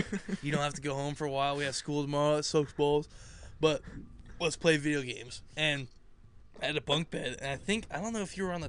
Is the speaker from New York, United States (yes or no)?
yes; Bronx, New York, United States; I was in projects.